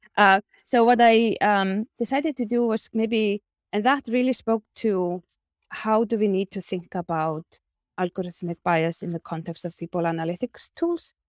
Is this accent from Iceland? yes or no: yes; Iceland; my home country, Iceland